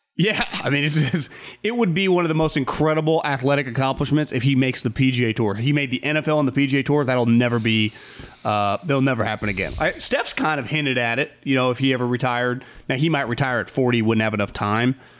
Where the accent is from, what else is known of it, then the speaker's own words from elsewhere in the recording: California, United States; There, there is just something ingrained in us in California